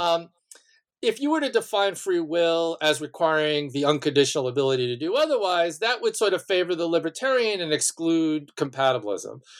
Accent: Malverne, New York, United States; was born and raised on Long Island um, in a small town named Malvern.

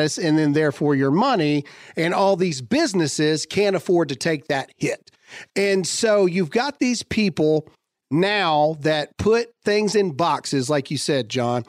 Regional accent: United States; we're Americans.

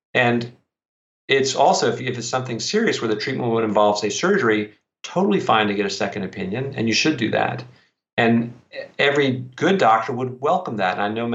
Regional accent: Columbia, South Carolina, United States; I'm from South Carolina also.

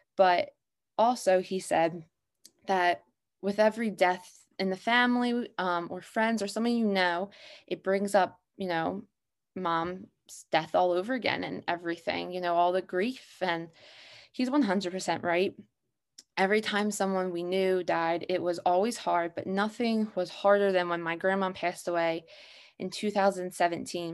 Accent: Abington, Pennsylvania, United States; I'm from Abington, Pennsylvania

